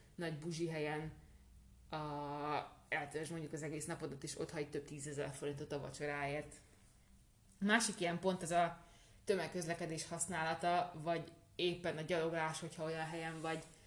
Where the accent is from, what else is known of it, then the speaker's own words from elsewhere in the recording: Hungary; Magyarországról jövünk